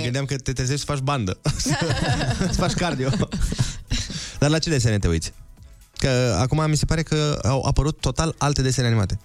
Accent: Suceava, Suceava County, Romania; din același oraș ca și mine

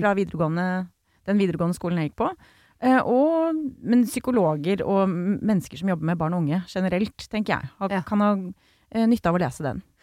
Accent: Grimstad, Agder, Norway; Jeg er fra Grimstad selv

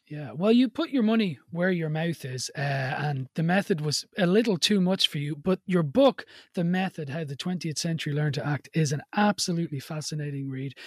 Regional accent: Ireland; I'm Irish-born Catholic.

